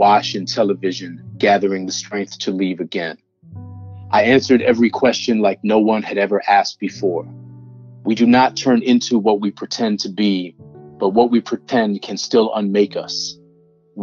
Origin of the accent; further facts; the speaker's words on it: Newton, Massachusetts, United States; I grew up in Newton, Massachusetts, which is a close suburb to Boston